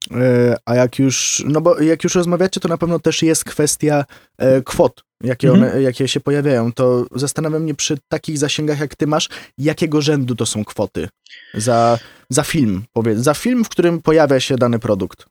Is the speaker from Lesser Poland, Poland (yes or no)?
no; Wrocław, Lower Silesian Voivodeship, Poland; u nas w Wrocławiu